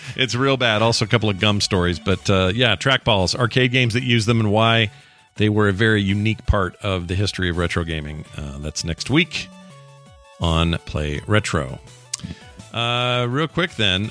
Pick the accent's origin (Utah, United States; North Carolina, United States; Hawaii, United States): Utah, United States; I'm from Utah